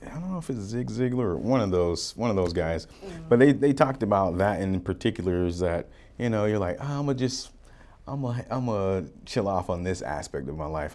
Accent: Florida, United States; also born or lived in Utah / Oregon; now in Arizona, United States; I grew up in Florida

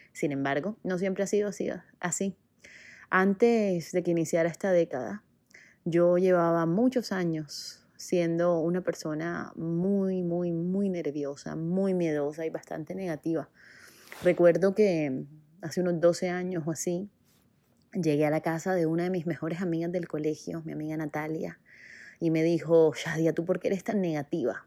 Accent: Barranquilla, Atlántico, Colombia; moved away as an adult; also born or lived in Bogotá, Colombia; Yo nací en Barranquilla, Colombia, en la costa caribe de mi país

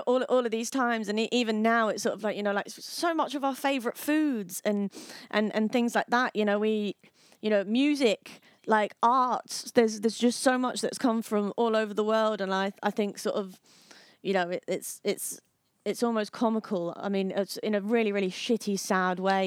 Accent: Harlow, East of England, United Kingdom; my hometown. Harlow, which is the most murderous town in England and Wales.

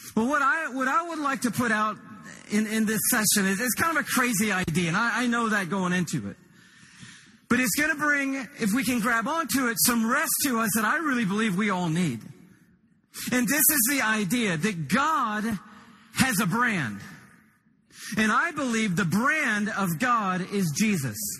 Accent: Atlanta, Georgia, United States; I'm from Atlanta, Georgia. Shelley, my wife, and I live there

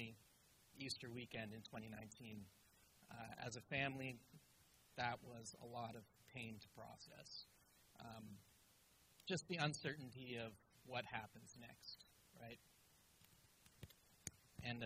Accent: Ottawa, Ontario, Canada; born or raised there; also born or lived in Malaysia

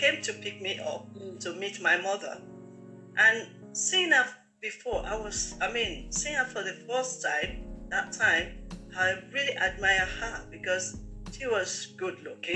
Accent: Nigeria; also born or lived in London, United Kingdom; I was born in London, UK, but at the age of 3, my parents decided to send me to Nigeria to stay with my relative

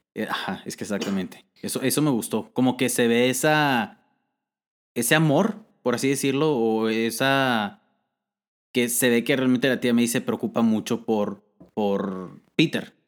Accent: Mexico; nosotros somos de México

